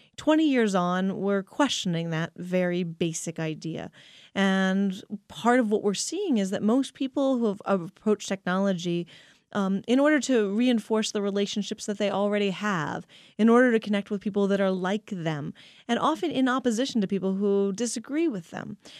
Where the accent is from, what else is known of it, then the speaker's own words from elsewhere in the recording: Pennsylvania, United States; growing up in Pennsylvania.